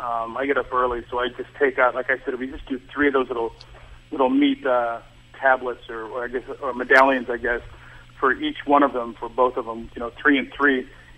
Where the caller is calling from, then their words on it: Norfolk, Virginia, United States; Norfolk, Virginia.